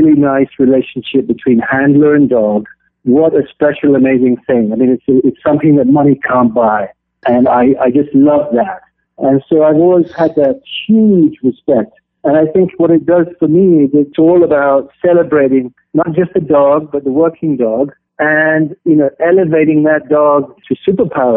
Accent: Kenya; I grew up in Kenya and East Africa on a wildlife sanctuary

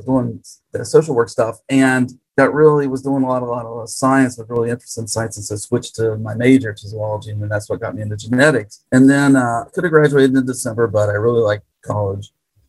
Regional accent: West Virginia, United States; moved away as an adult; also born or lived in Minnesota / Tennessee; now in Georgia, United States; I'm actually from West Virginia originally.

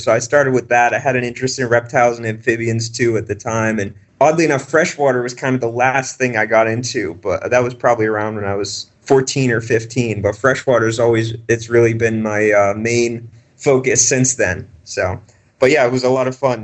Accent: Boston, Massachusetts, United States; I grew up around Boston

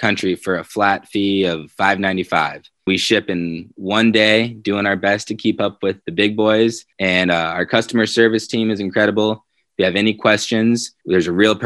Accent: Colorado, United States; It's my home state

